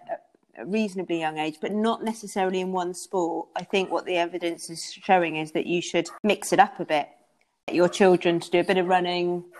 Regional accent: Devon, South West England, United Kingdom; moved away as an adult; I come from Devon, and I wanted to come back to Devon

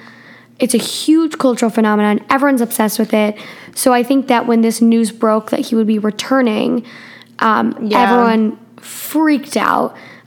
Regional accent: Midwest, United States; we come from the Midwest. And in the Midwest, there's happens to be tornadoes a bunch.

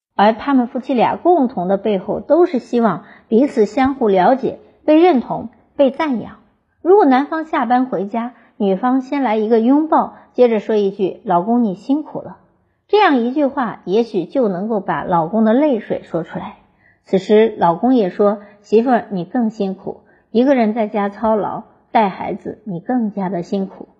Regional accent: China; 我们中国人

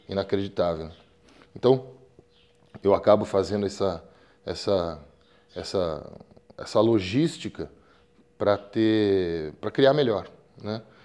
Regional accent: São Paulo, Brazil; eu sou paulista, paulistano, nascido no 9 de julho.

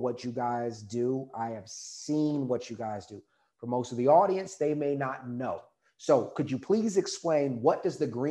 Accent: Texas, United States; I'm from Texas.

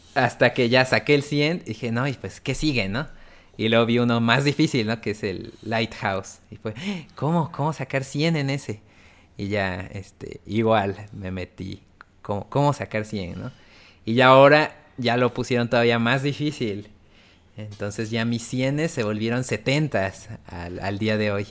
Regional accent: Oaxaca, Mexico; moved away as an adult; now in Puebla, Mexico; nací en Puebla, pero después, pues, toda mi infancia y así crecí en Oaxaca

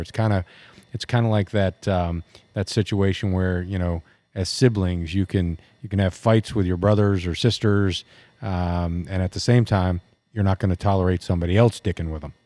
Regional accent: United States; I'm an American. I was born here

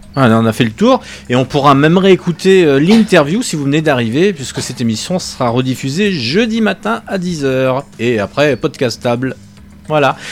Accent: Lyon, Auvergne-Rhône-Alpes, France; moved away; je suis lyonnais

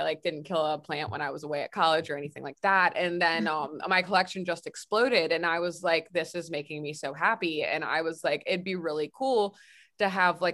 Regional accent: Mount Airy, Maryland, United States; also born or lived in Frederick, Maryland; I was born and raised in Frederick. I was like actually like grew up in Mount Airy, but like it's pretty much Frederick

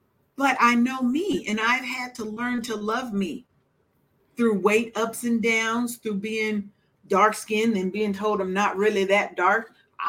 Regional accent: Seattle, Washington, United States; I'm from Seattle, but my people is from the South.

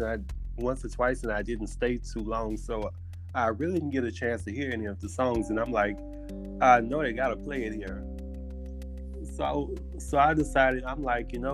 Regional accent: Port Allen, Louisiana, United States; moved away as an adult; now in Houston, United States; I'm from Baton Rouge, Louisiana, where a small town in West Baton Rouge called Port Allen, and I've been here in Houston for about 6 years.

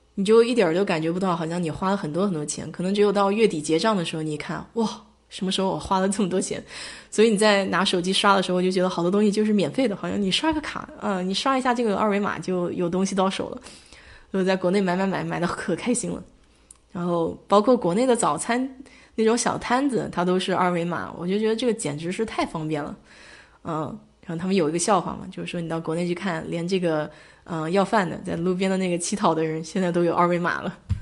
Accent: China; moved away; 我们因为从小在中国长

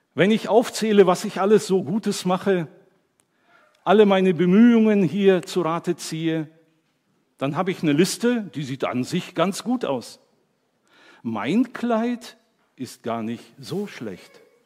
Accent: Germany; ich bin Deutscher

